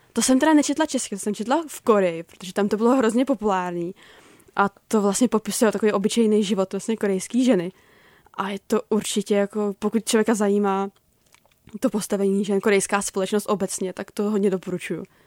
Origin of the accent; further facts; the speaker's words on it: Prague, Czechia; já jsem jako z Prahy